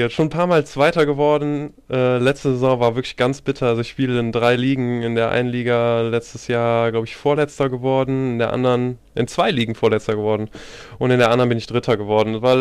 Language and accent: German; Mönchengladbach, North Rhine-Westphalia, Germany; ich sitze in Mönchengladbach, bin gebürtig